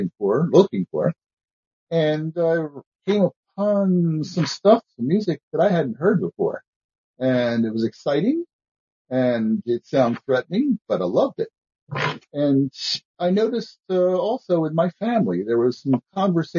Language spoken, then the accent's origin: English; Baltimore, Maryland, United States; now in Claremont, United States; I'm originally from Baltimore